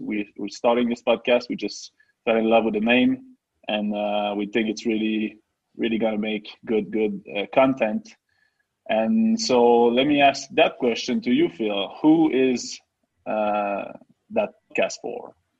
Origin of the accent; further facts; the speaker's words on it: Quebec, Canada; first language French; English is a second language; we are two uh, French native guys. I'm from Quebec